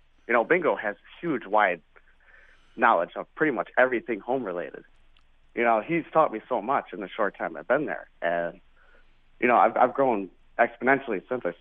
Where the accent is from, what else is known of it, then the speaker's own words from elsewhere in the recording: Milwaukee, Wisconsin, United States; I actually grew up in Milwaukee on 83rd Street, 83rd and Howard.